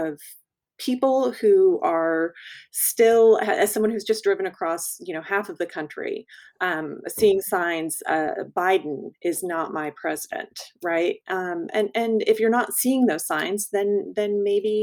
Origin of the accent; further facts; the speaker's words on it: Texas, United States; I'm speaking as a Texan here